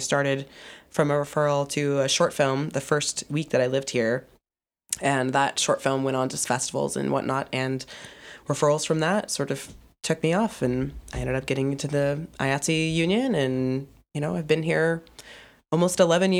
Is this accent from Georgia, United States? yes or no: yes; Atlanta, Georgia, United States; I'm from Atlanta, born and raised, and I went back to Atlanta after graduating for 6 months and worked for a small production company